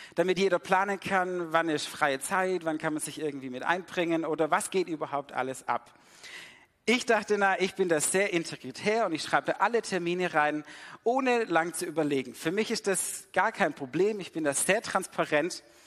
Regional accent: Swabia, Germany; also born or lived in Sydney; weil ich bin damit im Schwabeländle aufgewachsen

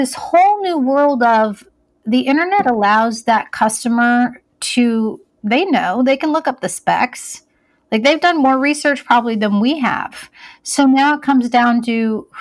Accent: Iowa, United States; I grew up in Iowa. I was actually Miss Iowa USA in 1997

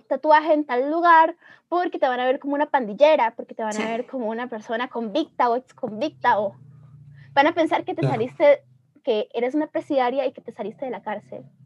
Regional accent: Ecuador; now in Costa Rica; yo soy de Ecuador, entonces yo hablo de mi experiencia como ecuatoriana

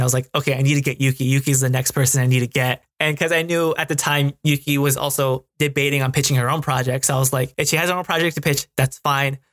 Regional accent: United States; being a Mexican American myself because growing up in America, I was more Americanized

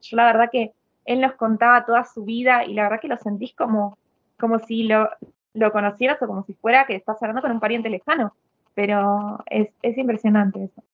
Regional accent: Miramar, Buenos Aires Province, Argentina; moved away as an adult; now in Italy; nosotros venimos de Miramar

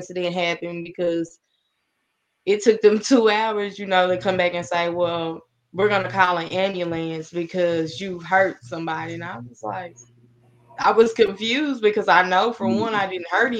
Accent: Paris, Texas, United States; also born or lived in Oklahoma; I'm originally from Armour, Oklahoma. We moved to Paris in 99

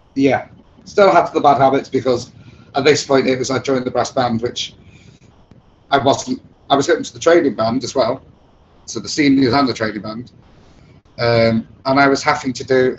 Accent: England, United Kingdom; accent: British; I didn't come from England

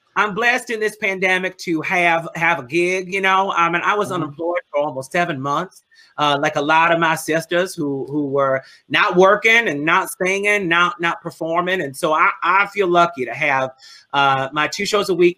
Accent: New Orleans, Louisiana, United States; I come from New Orleans

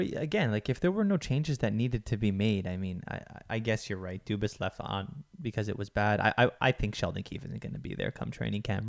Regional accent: Toronto, Ontario, Canada; I'm from Toronto.

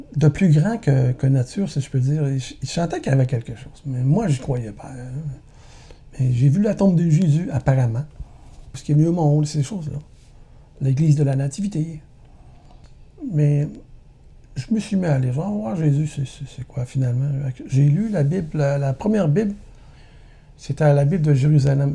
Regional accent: Montreal, Quebec, Canada; je suis né à Montréal en 1960, famille de neuf enfants. Mon père travaillait au port de Montréal

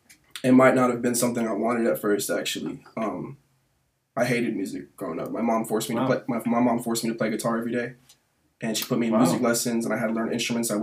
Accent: Atlanta, Georgia, United States; I'm from Atlanta. So

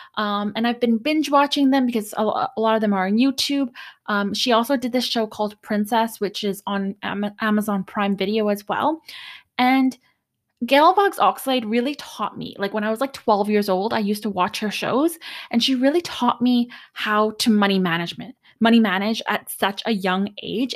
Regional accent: Canada; I'm Canadian

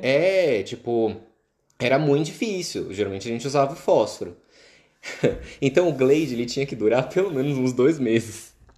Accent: Guarulhos, São Paulo, Brazil; moved away; Eu venho de São Paulo, de Guarulhos

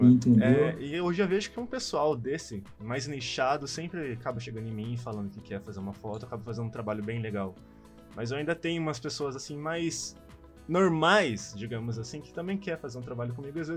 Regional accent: São Paulo, Brazil; sou aqui de São Paulo, né?

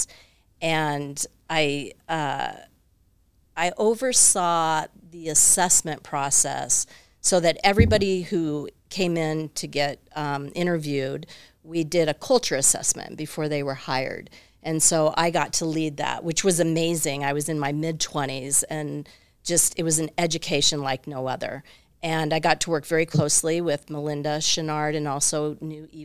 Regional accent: Tucson, Arizona, United States; also born or lived in Wyoming / Ventura; I was born in Wyoming, grew up in Tucson

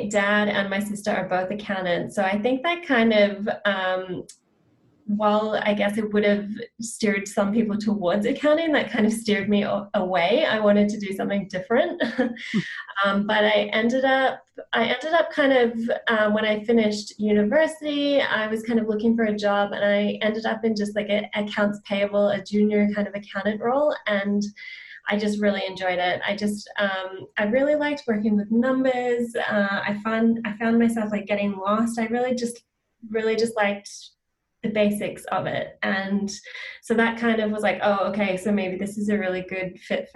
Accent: Australia; now in Vancouver, Canada; I'm based in Vancouver, Canada. So I work with clients one-to-one, with clients across Canada and Australia and the US, because I'm from Australia originally

